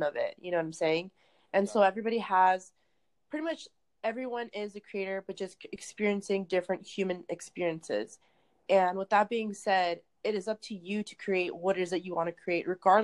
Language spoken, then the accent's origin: English; California, United States; I am from California